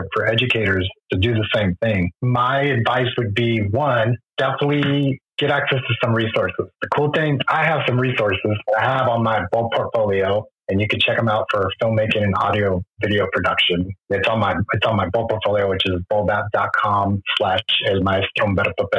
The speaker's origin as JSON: {"language": "English", "country": "Mexico", "first_language": "Spanish", "second_language": "English", "said": "when you're Mexican"}